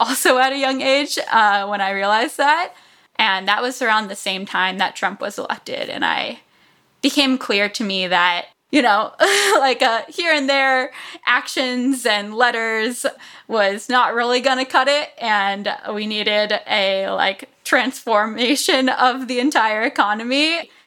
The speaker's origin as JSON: {"language": "English", "region": "South Florida", "country": "United States", "tie": "born or raised there", "said": "I grew up in South Florida"}